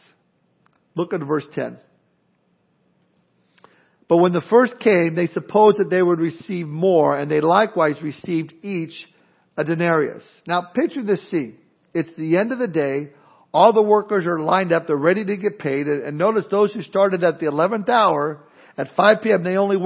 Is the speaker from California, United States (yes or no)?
yes; Southern California, United States; moved away; growing up in Southern California, where I grew up